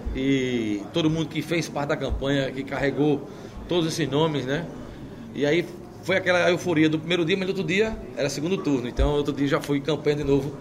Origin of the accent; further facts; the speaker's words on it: Maceió, Alagoas, Brazil; Eu sou nascido e criado em Maceió